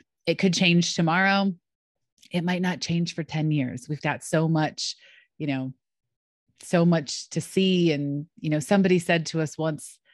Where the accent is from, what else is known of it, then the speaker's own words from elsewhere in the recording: Rochester, New York, United States; moved away; also born or lived in North Carolina / Pittsburgh; I grew up in Rochester